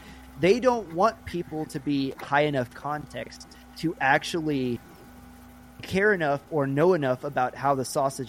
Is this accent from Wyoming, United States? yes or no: no; Wisconsin, United States; Actually, so, George, I didn't tell you this when we started, but I'm from Wisconsin.